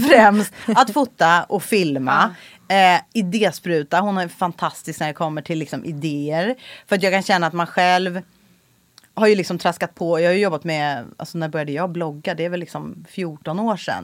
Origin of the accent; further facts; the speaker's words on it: Stockholm County, Sweden; also born or lived in Los Angeles, United States; jag är uppvuxen i Solsidan